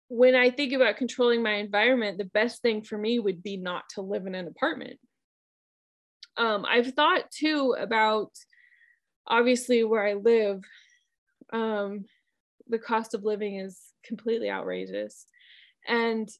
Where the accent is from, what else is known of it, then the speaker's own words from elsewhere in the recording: Midwest, United States; moved away; also born or lived in North Carolina; where I grew up in the Midwest, we had wind all the time.